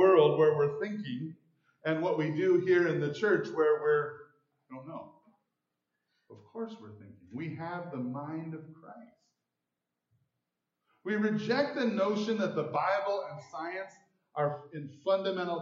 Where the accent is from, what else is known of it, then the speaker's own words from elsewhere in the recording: Mount Pleasant, Michigan, United States; now in Grand Rapids, United States; I'm from Grand Rapids now, but I grew up in Mount Pleasant